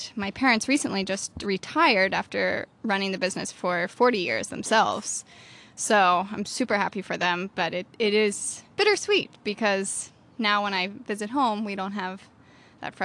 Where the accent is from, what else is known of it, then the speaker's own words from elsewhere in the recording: Pennsylvania, United States; moved away; I am from Pennsylvania originally. I grew up on an orchard